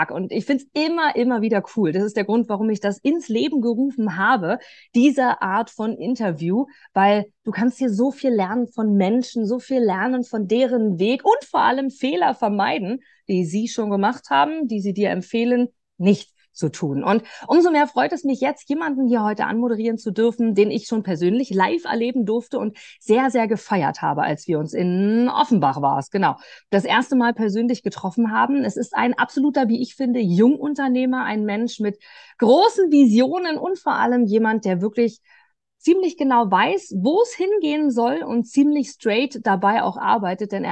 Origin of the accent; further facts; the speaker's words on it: Austria; ich bin in der Nähe von Wien aufgewachsen, meine Familie lebt dort